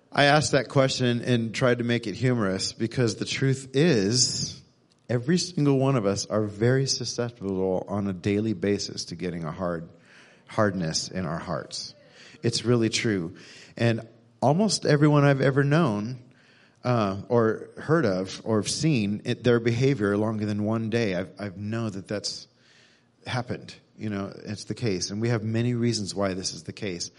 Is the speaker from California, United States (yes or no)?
no; Texas, United States; moved away as an adult; also born or lived in Missouri; I was born in Texas, grew up here, but lived in Missouri for a decade